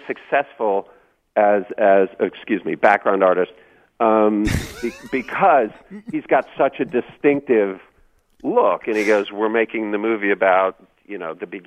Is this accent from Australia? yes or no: no; Louisiana, United States; I'm from Louisiana